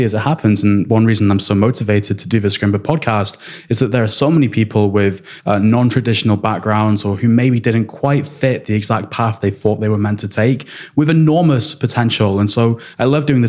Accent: Wales, United Kingdom; first language English; also born or lived in England; now in London, United Kingdom; I was born in England to English parents. But then when I was a baby almost, we moved to Wales where they teach you Welsh in school.

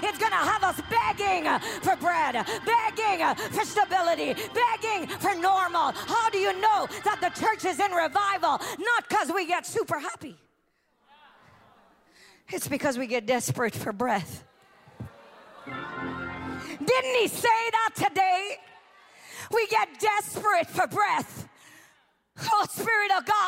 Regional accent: Trinidad & Tobago; also born or lived in New York; now in United States; I'm from Trinidad and Tobago.

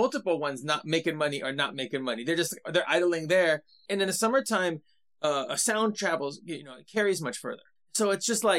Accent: Ukiah, California, United States; I grew up in Ukiah, California

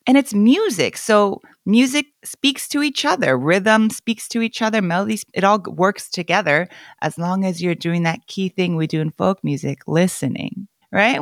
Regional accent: Canada; first language Korean; English is a second language; growing up in Canada

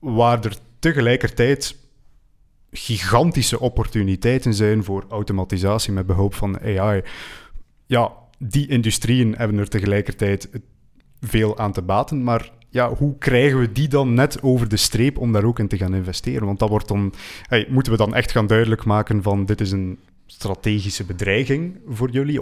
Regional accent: Belgium; wij als Belgen

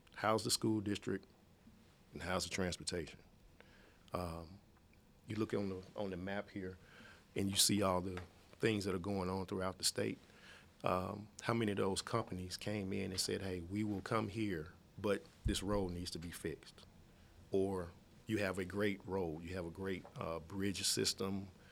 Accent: Chicago, Illinois, United States; now in Mississippi, United States; I'm originally from Chicago, Illinois

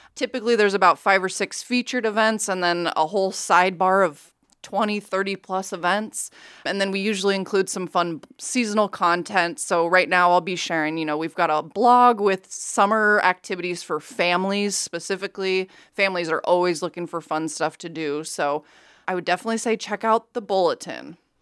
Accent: Council Bluffs, Iowa, United States; also born or lived in Ames; I am actually born and raised in Council Bluffs

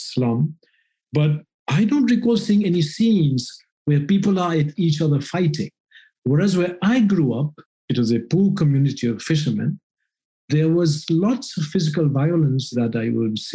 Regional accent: Mauritius; I grew up in a community of fishermen.

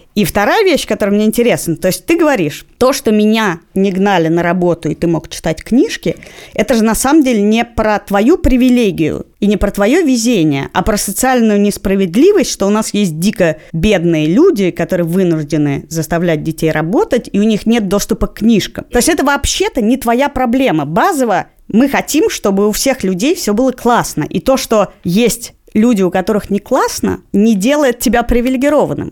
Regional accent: Moscow, Russia; то, что я родилась в Москве

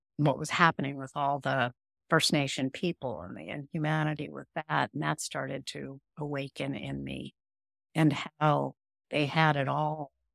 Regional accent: Houston, Texas, United States; I was born in Houston, Texas, on an Air Force base

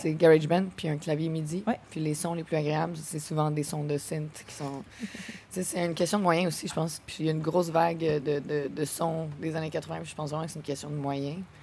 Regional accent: Quebec City, Quebec, Canada; Moi, je viens de Québec

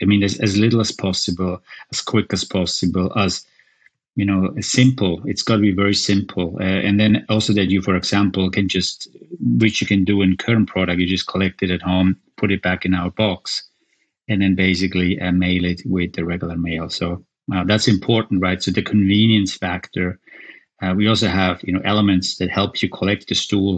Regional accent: Switzerland; moved away as an adult; also born or lived in United States; where I grew up in Switzerland

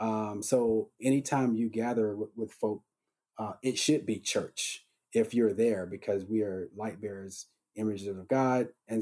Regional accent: Charlotte, North Carolina, United States; I'm from Charlotte, North Carolina

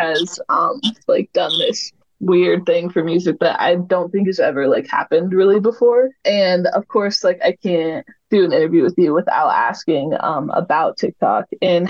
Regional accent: Texas, United States; now in Colorado, United States; I grew up in Texas and I didn't like really understand how being in the outdoors was like cool until I moved to Colorado

